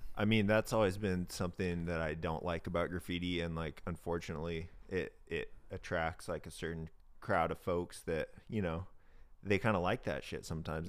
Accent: Independence, Oregon, United States; I grew up in Independence, Oregon.

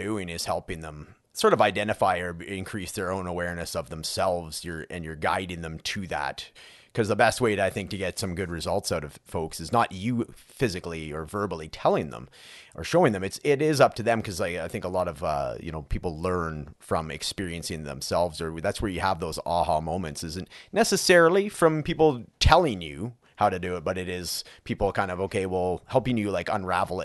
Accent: Canada; I'm from Canada

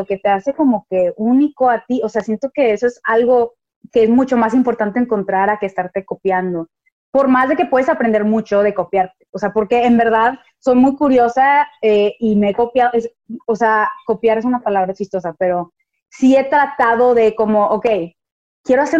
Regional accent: Houston, Texas, United States; born there; also born or lived in Monterrey, Mexico; como yo nací en Houston y estuve como muy involucrada en esas dos culturas, era muy diferente, era muy diferente mis amigas de Houston y mis amigas de Monterrey

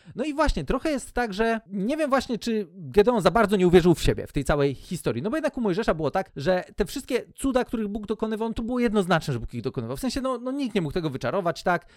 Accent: Poland

